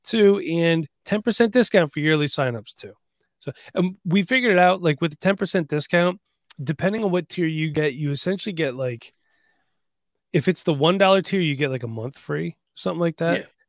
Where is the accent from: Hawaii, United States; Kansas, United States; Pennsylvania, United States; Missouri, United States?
Pennsylvania, United States; Bethlehem; I grew up in Bethlehem too